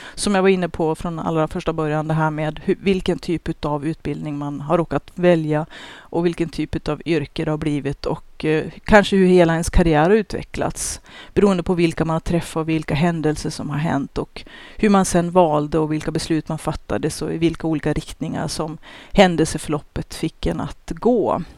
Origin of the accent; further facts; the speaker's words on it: Sweden; som svenskar